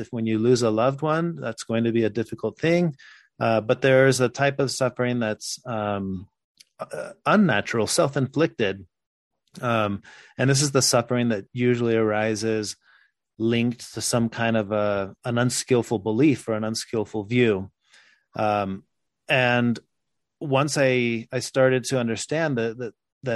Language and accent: English; Mexico; also born or lived in Texas, United States; now in Utah, United States; I was born in Texas. I grew up in Mexico.